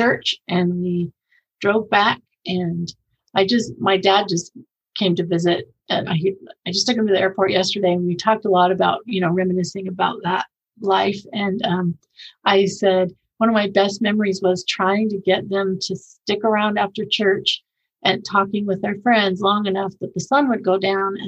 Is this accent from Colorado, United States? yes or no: no; Bay Area, California, United States; moved away as an adult; also born or lived in Japan; now in Utah County, United States; I grew up in California, so in the Bay Area, moved here after I was married